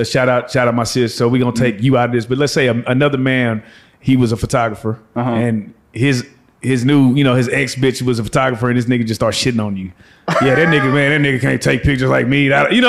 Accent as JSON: {"language": "English", "town": "Dallas", "region": "Texas", "country": "United States", "said": "and we're from Dallas"}